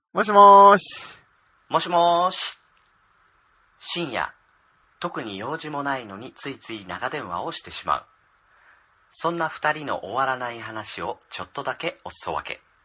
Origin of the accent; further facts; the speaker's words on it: Yokohama, Kanagawa, Japan; 地元が神奈川県に、あの、金沢文庫ってとこがあった